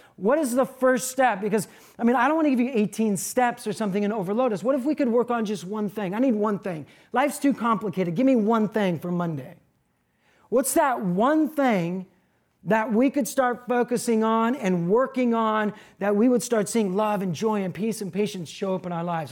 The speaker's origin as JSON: {"language": "English", "country": "United States", "said": "being an American"}